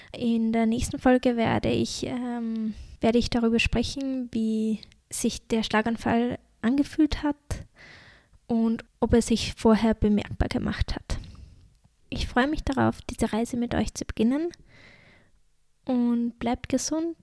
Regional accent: Austria; accent: Austrian dialect; ich komme, wie man es wahrscheinlich auch an meinem Dialekt merkt, obwohl ich versuche, schön nach der Schrift zu reden, aus Österreich

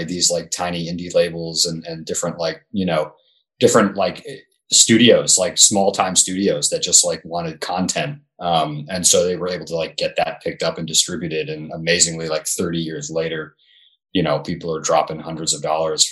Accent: New England, United States; Growing up in New England

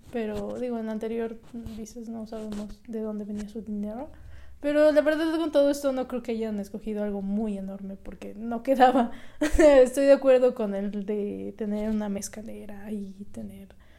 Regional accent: Mexico; siendo mexicanos

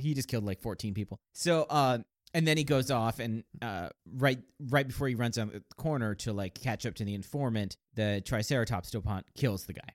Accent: United States; we're American

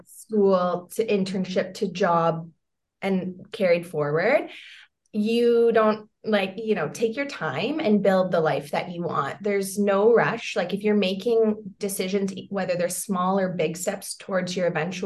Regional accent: London, Ontario, Canada; I grew up in London, Ontario

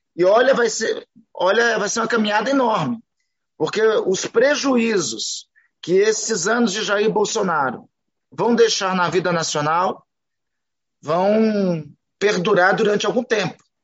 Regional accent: Amapá, Brazil; Eu sou do Amapá

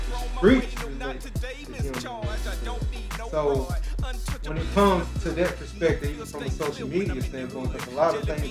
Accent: Griffin, Georgia, United States

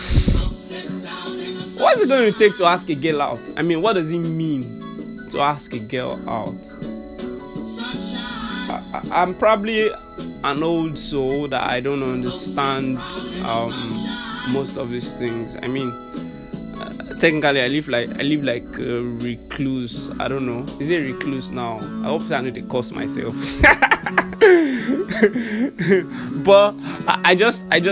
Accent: Nigeria

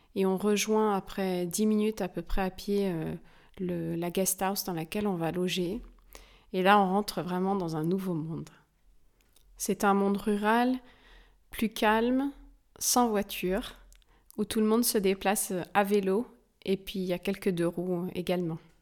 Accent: France; chez nous en France

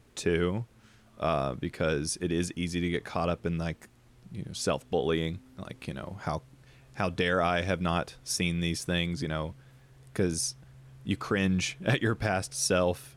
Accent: Deep South, United States; I grew up in the Deep South, Bible Belt

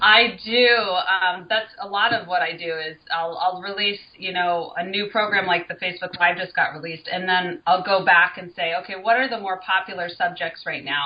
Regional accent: Colorado, United States; now in California, United States; I'm from Colorado, which is kind of more in the, the center of the United States

